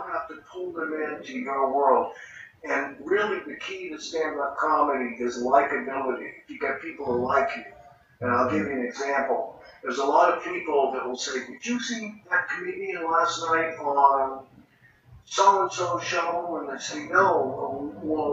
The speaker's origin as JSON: {"language": "English", "town": "Boston", "region": "Massachusetts", "country": "United States", "moved": "yes", "said": "we're both from Boston"}